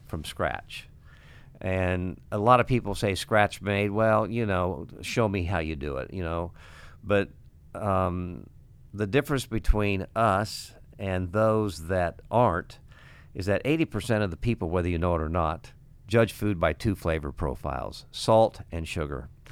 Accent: Ottawa, Illinois, United States; now in Iowa City, United States; I went to Ottawa and, uh, opened up a restaurant bar and wanted to go back to my hometown

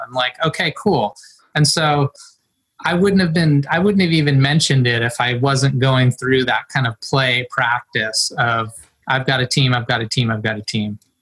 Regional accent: Mendocino, California, United States; I grew up in Mendocino um, in a little place, Middle Ridge, up Albion Ridge in Mendocino County, uh, coastal, rural

